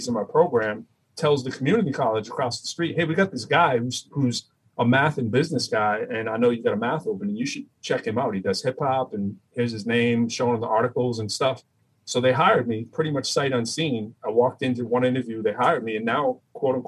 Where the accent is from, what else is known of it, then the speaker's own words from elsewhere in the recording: Lowell, Massachusetts, United States; accent: Boston; also born or lived in Chelmsford, Massachusetts / Cambridge, Massachusetts; I'm from Lowell, Massachusetts. I got to go to one town over to go to high school